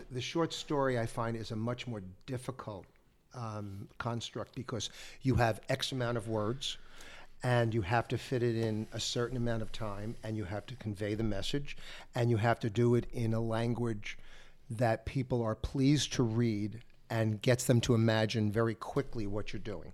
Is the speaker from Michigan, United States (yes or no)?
no; New York area, United States; since I'm from the Northeast, I'm from the, the New York area